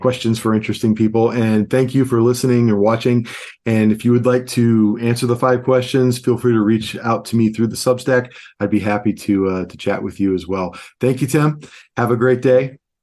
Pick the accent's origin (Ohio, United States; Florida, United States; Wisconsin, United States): Ohio, United States; Cleveland; moved away; also born or lived in New York City; I'm from Cleveland, Ohio